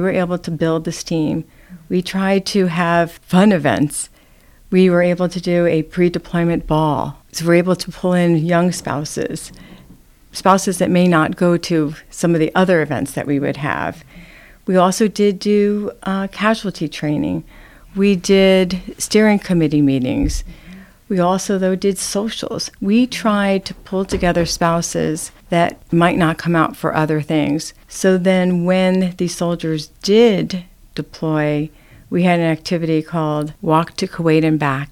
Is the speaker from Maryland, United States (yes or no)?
no; New Jersey, United States; also born or lived in Manhattan, New York; I grew up in New Jersey. I was born in Manhattan and went to school in New Jersey